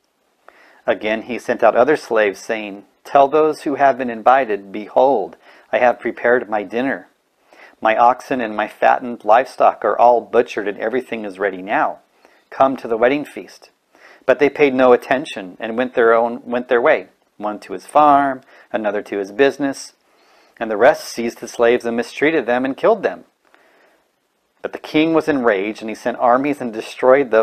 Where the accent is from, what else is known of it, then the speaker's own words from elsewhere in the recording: California, United States; I'm from California